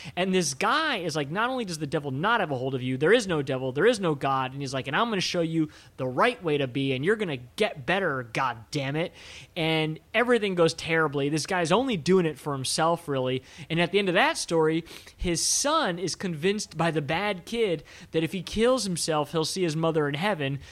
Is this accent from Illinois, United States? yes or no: no; Maryland, United States; I grew up in Maryland, which, you know, right outside of Washington, D C